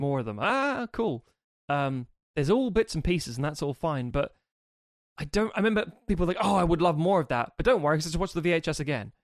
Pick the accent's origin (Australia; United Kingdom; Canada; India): United Kingdom; being British